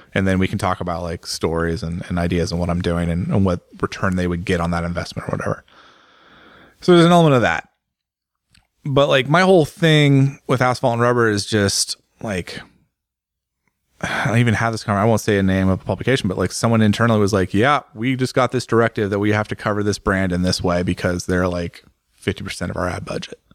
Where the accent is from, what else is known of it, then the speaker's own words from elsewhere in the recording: United States; I'm an American